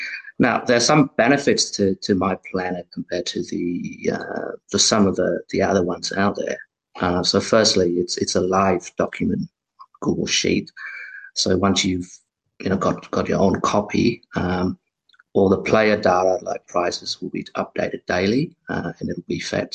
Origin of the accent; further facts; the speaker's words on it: Canberra, Australian Capital Territory, Australia; I'm from Canberra